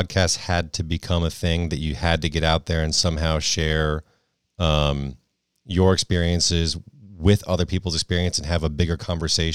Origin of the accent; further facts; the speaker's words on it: Connecticut, United States; I'm from New England as well. I grew up in Connecticut